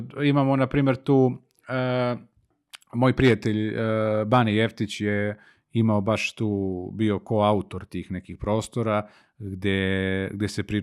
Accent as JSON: {"language": "Croatian", "town": "Kragujevac", "region": "Šumadija", "country": "Serbia", "said": "Jer sam iz, jer sam iz Kragujevca."}